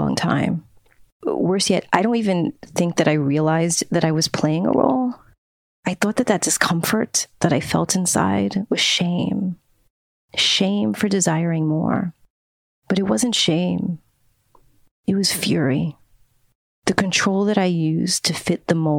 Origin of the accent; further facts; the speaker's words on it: New York City, New York, United States; I was born and raised in New York City